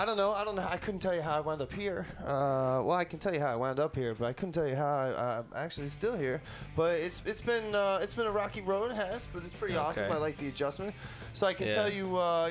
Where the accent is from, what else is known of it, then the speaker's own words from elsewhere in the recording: New York City, New York, United States; now in San Francisco Bay Area, United States; New York City, my hometown.